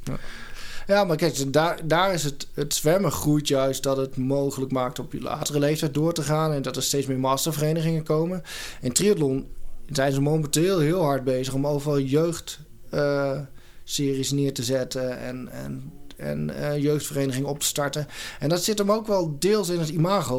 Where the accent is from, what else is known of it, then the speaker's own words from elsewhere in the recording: Doetinchem, Gelderland, Netherlands; moved away as an adult; now in Eindhoven, Netherlands; ik kom oorspronkelijk uit de Achterhoek, uit Doetinchem. Ah. heb 18, 19, nee, 19 jaar gewoond.